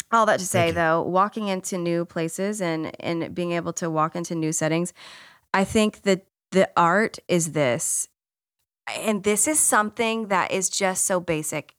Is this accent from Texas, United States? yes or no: yes; Texas, United States; also born or lived in Washington, D.C. area; I grew up in Texas, and I grew up in a Baptist church